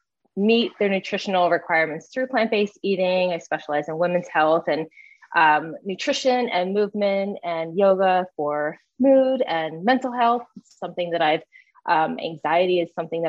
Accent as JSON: {"language": "English", "area": "just outside of Philadelphia", "region": "Pennsylvania", "country": "United States", "moved": "yes", "lives_now": "Atlanta, United States", "said": "I'm originally from the Northeast area, just outside of Philadelphia"}